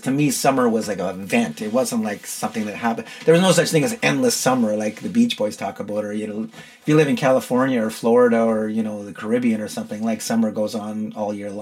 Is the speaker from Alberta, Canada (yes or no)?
yes; Edmonton, Alberta, Canada; now in Toronto, Canada; I grew up in Edmonton where summer is like about 6.5 weeks long